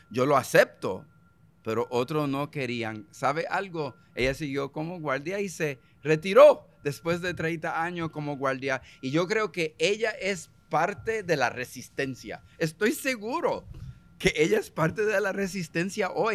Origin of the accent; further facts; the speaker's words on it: United States; first language English; Spanish is a second language; moved away as an adult; now in Puerto Rico; Cuando yo nací en Estados Unidos en el 1953